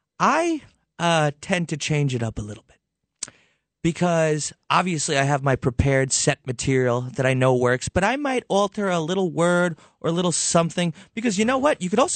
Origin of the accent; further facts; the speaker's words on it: Levittown, New York, United States; I grew up in Levittown in Long Island.